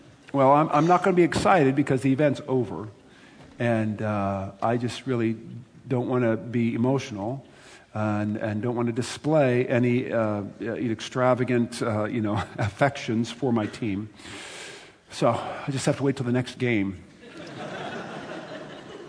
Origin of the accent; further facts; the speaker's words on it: United States; I am an American